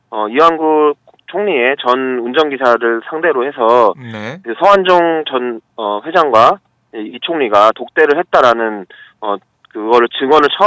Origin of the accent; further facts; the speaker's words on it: Seoul, South Korea; 저는 고향이 서울이지만